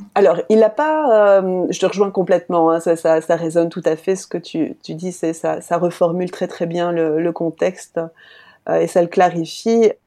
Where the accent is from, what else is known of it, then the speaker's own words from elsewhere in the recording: France; now in Belgium; Je suis française en Belgique